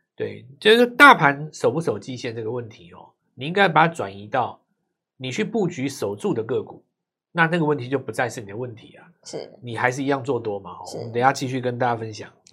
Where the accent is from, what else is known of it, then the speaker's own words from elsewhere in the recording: Taiwan; 我们台湾人